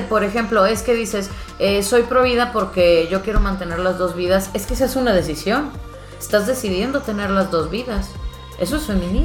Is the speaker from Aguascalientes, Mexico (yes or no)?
no; Monterrey, Nuevo León, Mexico; vengo de Monterrey, vengo de, de la gran ciudad